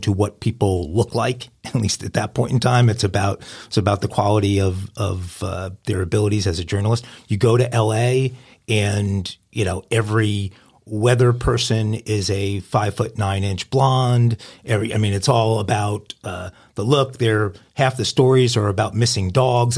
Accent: New York, United States; moved away as an adult; also born or lived in California; growing up in New York

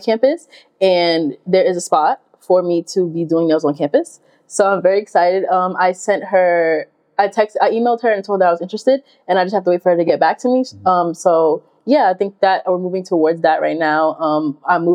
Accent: New York, United States; moved away as an adult; I am from New York and I rep it hard

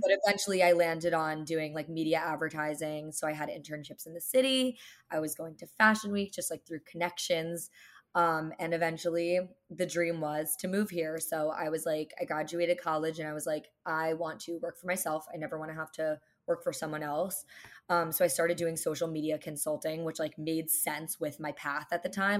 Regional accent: New Jersey, United States; now in New York City, United States; I grew up in New Jersey.

